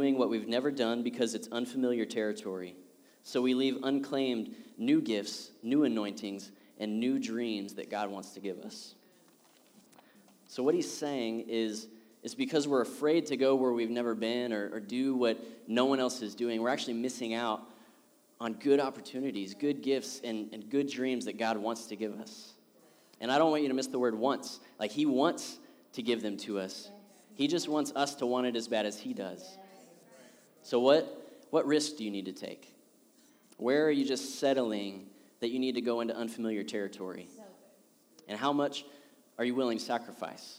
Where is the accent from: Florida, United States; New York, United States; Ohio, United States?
Ohio, United States; moved away as an adult; now in Louisville, United States; we're from Ohio. We grew up there, got married there